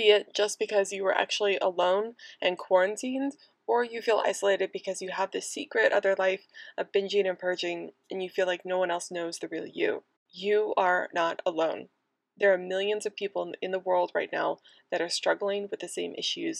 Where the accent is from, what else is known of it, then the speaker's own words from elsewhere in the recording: United States; also born or lived in Manchester; the USA, my home country